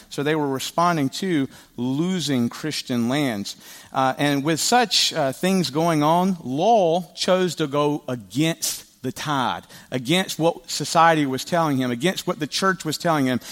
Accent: the South, United States; I am from the South

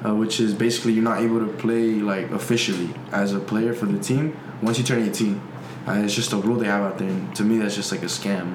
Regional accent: United States; I'm from America

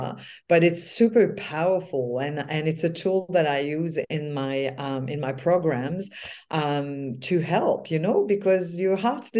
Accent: Quebec, Canada; now in Australia; It's in my culture as being French Canadian in Quebec.

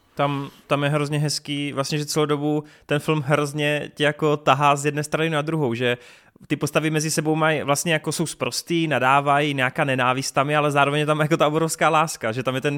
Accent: Brno, South Moravian Region, Czechia; u nás v Brně

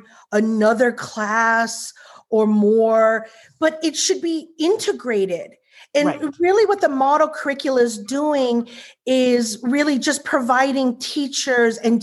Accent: Midwest, United States; also born or lived in Korea; now in Irvine, United States; I grew up in the Midwest

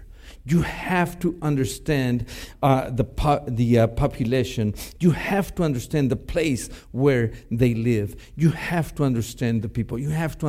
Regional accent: Mexico; first language Spanish; English is a second language; now in United States; I was born and raised in Mexico. Spanish is my first language

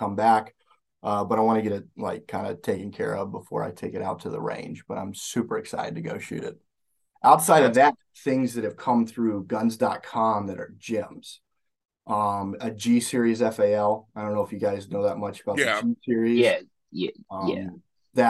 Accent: Alabama, United States; moved away as an adult; now in Minnesota, United States; I grew up in Alabama

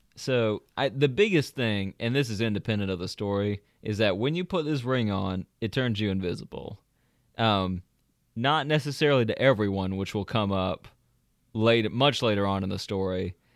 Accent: the South, United States; accent: Southern; now in Georgia, United States; different parts of Georgia, but we are from the South

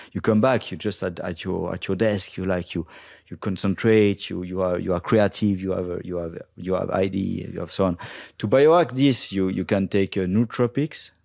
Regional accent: Brittany, France; English is a second language; I'm from Bretagne

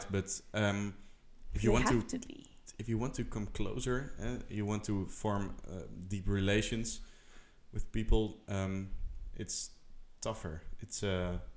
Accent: Groningen, Netherlands; now in Brussels, Belgium; Groningen, Holland.

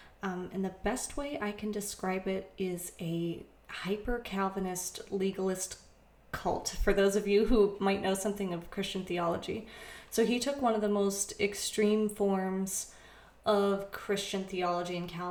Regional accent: Vermont, United States; moved away as an adult; also born or lived in Chicagoland, Illinois; now in Chicago, United States; I'm from Vermont, but I now live in Chicagoland, Illinois

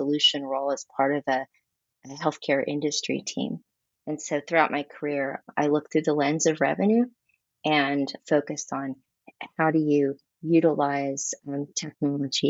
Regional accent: Texas, United States; I am very Texan, born and raised.

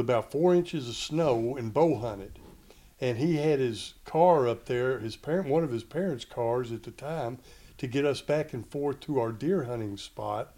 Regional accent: Paducah, Kentucky, United States; we were born and raised in Kentucky, Paducah, Kentucky, western tip of the state

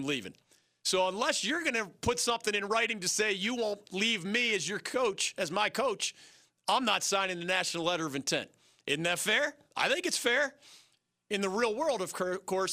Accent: Philadelphia, Pennsylvania, United States; I grew up in the Philadelphia area

